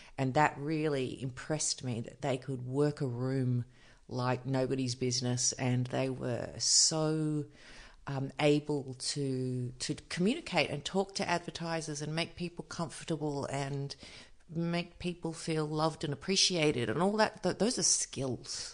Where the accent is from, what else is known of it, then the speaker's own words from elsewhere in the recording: Byron Bay, New South Wales, Australia; I grew up just outside of Byron